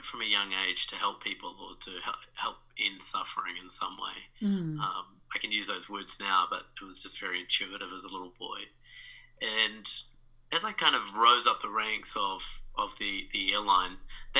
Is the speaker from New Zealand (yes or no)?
yes; New Zealand; moved away as an adult; now in New York, United States; I'm from New Zealand, now a transplant in New York. And yeah, I grew up in New Zealand